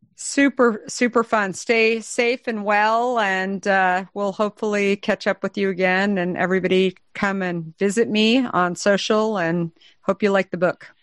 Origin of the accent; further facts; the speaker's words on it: Arizona, United States; I'm from Arizona